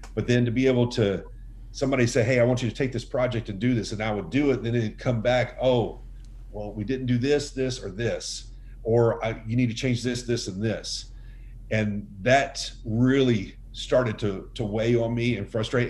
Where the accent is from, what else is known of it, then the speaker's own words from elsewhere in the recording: Dallas, Texas, United States; moved away as an adult; also born or lived in Utah / Arlington, Texas; I grew up in the Metroplex in Dallas